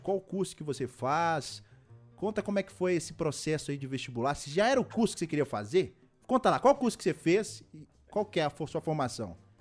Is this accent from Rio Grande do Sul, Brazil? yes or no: no; Belo Horizonte, Minas Gerais, Brazil; eu sou de BH, Belo Horizonte.